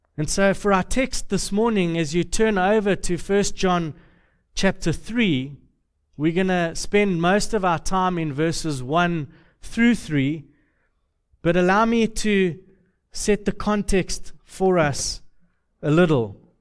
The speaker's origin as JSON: {"language": "English", "region": "Deep South", "country": "United States", "accent": "southern", "said": "I'm from the south, uh, the deep south, the, the really, really deep south"}